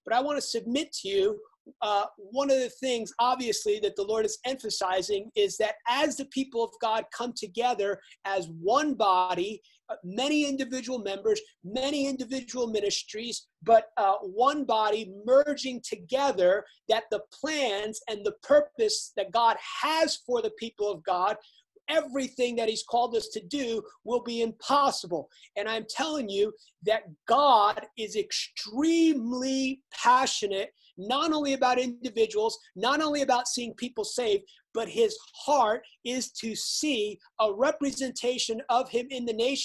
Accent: United States; obviously I'm American

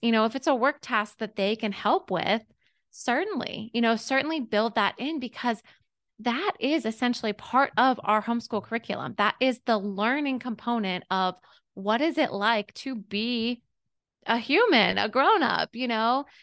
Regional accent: Pittsburgh, Pennsylvania, United States; moved away as an adult; now in Augusta, United States; I'm from Pittsburgh, P

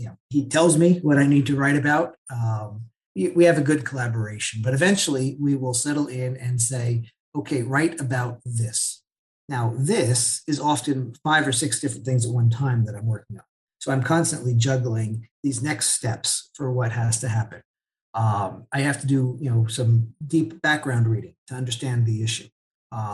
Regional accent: New Jersey, United States; moved away as an adult; now in Lebanon; I grew up in New Jersey

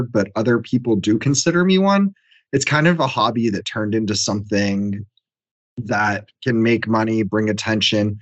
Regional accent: Washington, District of Columbia, United States; I'm from Washington, D.C., and run a marketing firm

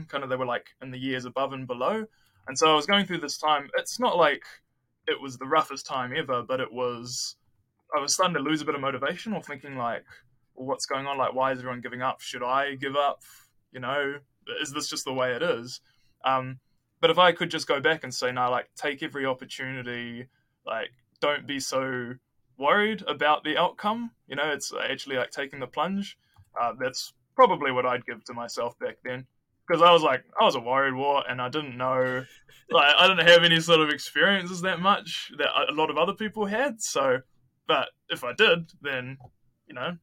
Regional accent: New Zealand; I come from New Zealand where it's like a developed country

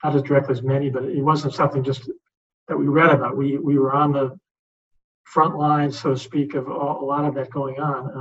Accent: United States

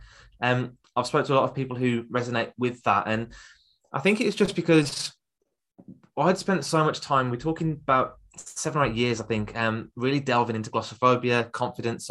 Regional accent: Birmingham, West Midlands, United Kingdom; accent: Birmingham; I've got a Birmingham accent

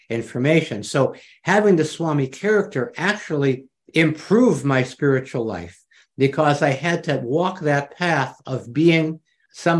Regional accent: New York, United States; I'm from New York

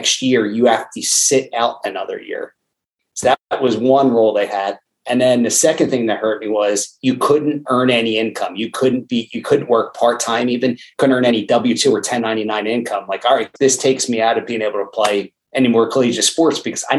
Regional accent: Lansdale, Pennsylvania, United States; born and raised in Lansdale, Pennsylvania.

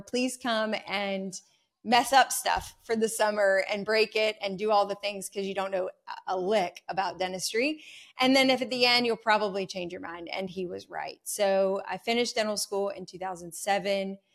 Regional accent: North Carolina, United States; I'm a North Carolina native. I have not strayed far from home

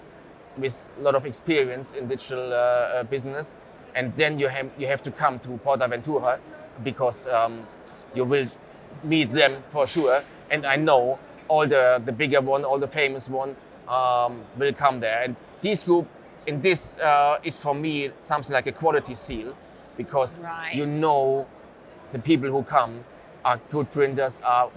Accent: Germany; English is a second language; we are from Germany

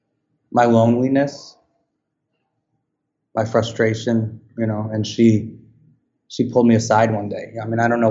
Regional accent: Westchester County, outside New York City, United States; I grew up outside New York City, Westchester County

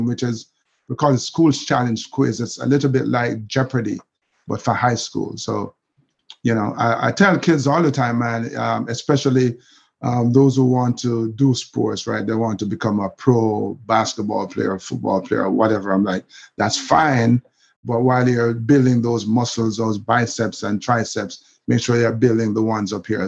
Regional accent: Kingston, Jamaica; I grew up in Kingston

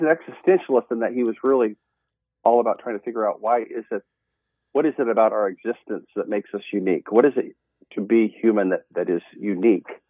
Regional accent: Montana, United States; moved away as an adult; also born or lived in Oregon; now in Eugene, United States; I was originally born and raised in Montana

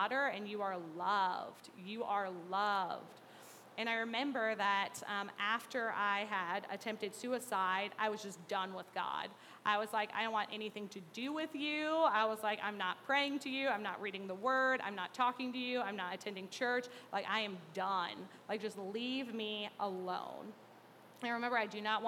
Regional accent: Mahomet, Illinois, United States; I grew up in Mahomet

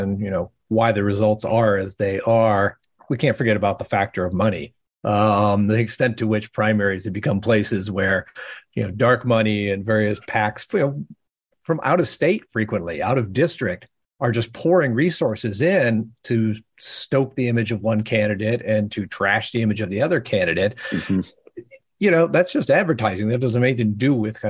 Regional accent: Ohio, United States; Ohio, my home state

